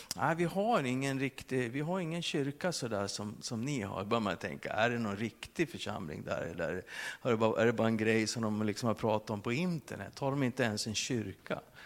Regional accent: Sweden; som svensk med våran personliga integritet

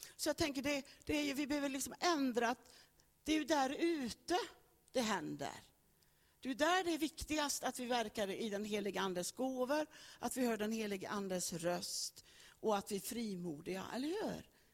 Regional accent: Högsäter, Västra Götaland, Sweden; Jag föddes i Högsäter, Rännelanda socken. Och där föddes jag på en bondgård. Jag fick del av värderingar, fick del av gener, fick del av en uppväxt

